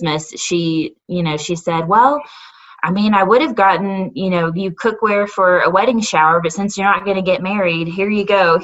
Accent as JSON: {"language": "English", "region": "Northwest Arkansas", "country": "United States", "tie": "born or raised there", "also_born_or_lived": "Texas", "said": "I have been pretty much a native of Northwest Arkansas my whole life. I was born in Texas, but spent almost all of my life in Northwest Arkansas"}